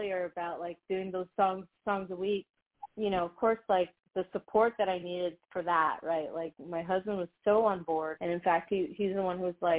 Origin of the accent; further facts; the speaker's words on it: Dominican Republic; moved away; also born or lived in United States; I got to live and, you know, grow up in DR. So while I was born in the United States